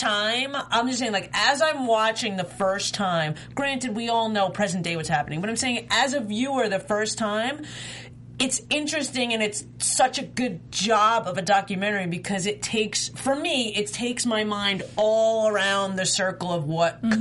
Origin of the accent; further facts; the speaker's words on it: New York, United States; I'm from New York